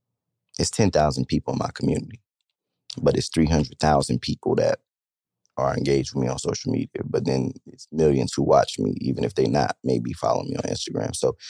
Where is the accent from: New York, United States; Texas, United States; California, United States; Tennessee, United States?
California, United States; Stockton; bro, I'm from Stockton, California, bro.